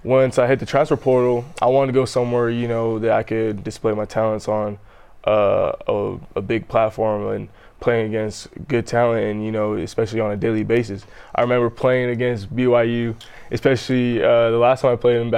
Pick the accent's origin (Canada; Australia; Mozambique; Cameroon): Canada; Southern Alberta; moved away as an adult; now in Provo, United States; I grew up in Southern Alberta, up in Canada.